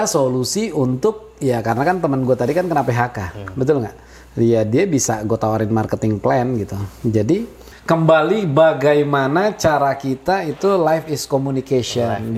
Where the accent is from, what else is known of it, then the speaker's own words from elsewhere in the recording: Jakarta, Indonesia; lo orang Jakarta gue orang Jakarta